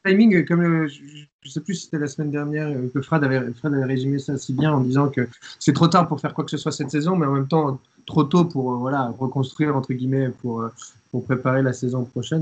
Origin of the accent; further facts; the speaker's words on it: France; quand on vient de France